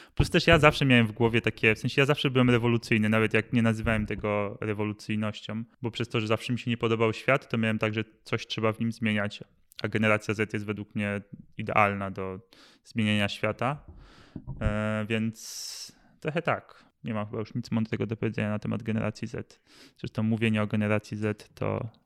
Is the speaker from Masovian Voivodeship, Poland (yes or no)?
yes; Masovian Voivodeship, Poland; wychowałem się na Mazowszu